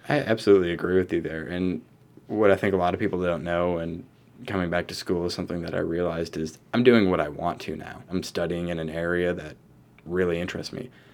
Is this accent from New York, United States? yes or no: yes; Rochester, New York, United States; I'm from Rochester originally. I graduated from East Rochester High School